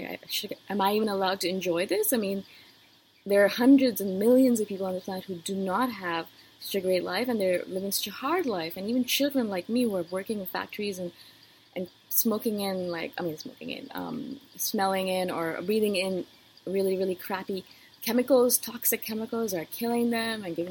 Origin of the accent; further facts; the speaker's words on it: India; moved away; as an Indian-born female?